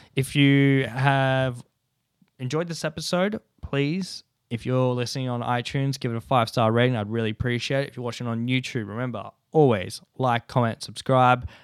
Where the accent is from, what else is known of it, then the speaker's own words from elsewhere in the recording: Ulladulla, New South Wales, Australia; moved away; growing up in Ula Dulla